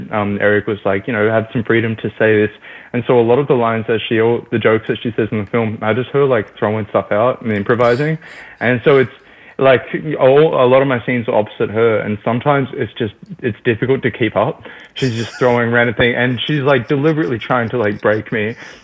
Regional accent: Australia; accent: Australian; It's good to be back in Australia. One of the things that was really nice is I kind of used my natural accent.

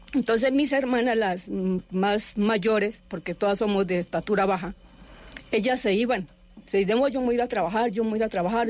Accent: Palestina, Huila, Colombia; Yo soy de Palestina. Yo nací en, en Palestina, Huila.

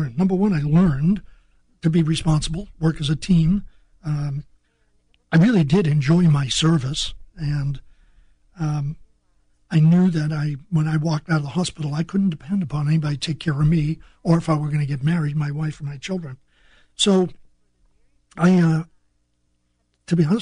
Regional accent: North Shore of Boston, Massachusetts, United States; moved away as an adult; Hadn't been out of my hometown of 7,000 people. And that was in Massachusetts, right? Massachusetts, just north shore of Boston.

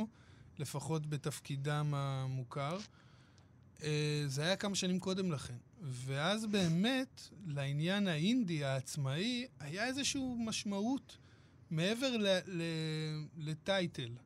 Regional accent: Hadera, Haifa District, Israel; אני גדלתי בחדרה

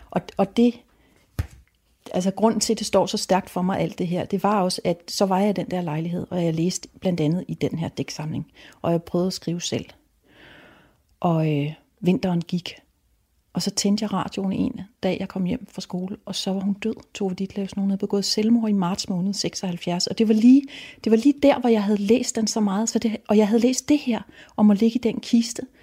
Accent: Rødby, Zealand, Denmark; Jeg voksede op i Rødby. Og jeg var også et nøglebarn, men jeg havde ikke en nøgle om halsen

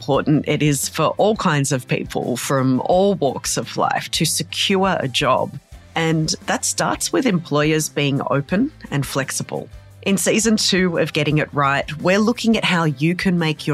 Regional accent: Darug and Gundungurra country, New South Wales, Australia; I was born and raised on Darug and Gundagara country

